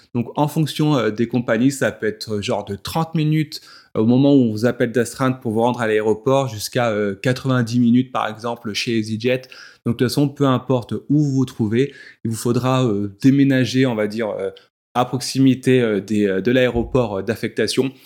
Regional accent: France; chez nous en France

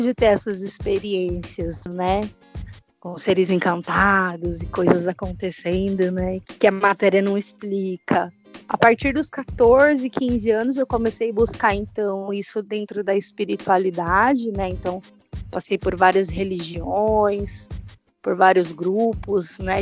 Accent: São Paulo, Brazil; moved away as an adult; now in São Tomé; Minha trajetória começa na Zona Norte de São Paulo, é, mais precisamente ali, Jardim Brasil, é do Chaves, que foi onde eu cresci, né? Fui criada

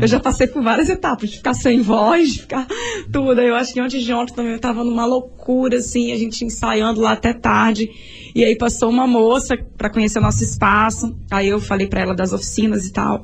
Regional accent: Vitória, Espírito Santo, Brazil; sou nascida e criada em Jardim de Camburi

